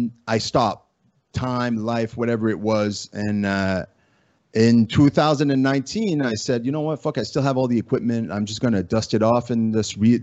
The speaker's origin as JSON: {"language": "English", "country": "Canada", "accent": "Acadian French", "first_language": "French", "second_language": "English", "said": "My first language is French, and I'm not only like French, but I'm like French Canadian, but I'm Acadien. Like, I have a very distinct type of French"}